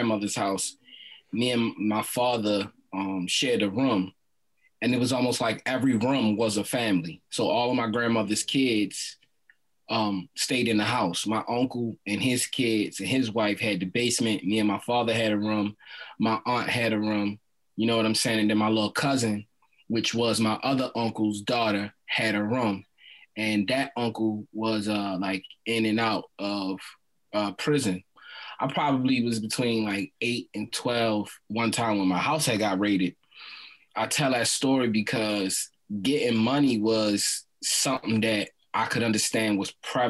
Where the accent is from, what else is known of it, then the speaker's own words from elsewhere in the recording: Baltimore, Maryland, United States; I'm raised and born in Baltimore City